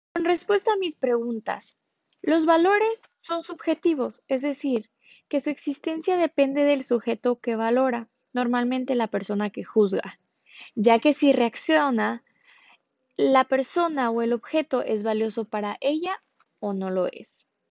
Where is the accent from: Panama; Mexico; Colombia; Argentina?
Mexico; Ensenada, Baja California; also born or lived in Havana, Cuba / Lima, Peru; now in Miami, United States; soy originaria de Ensenada, Baja California, orgullosamente mexicana